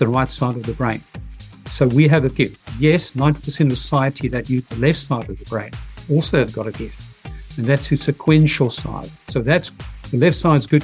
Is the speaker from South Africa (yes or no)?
yes; South Africa; I'm from Africa, South Africa, victorious Africa, the heart of apartheid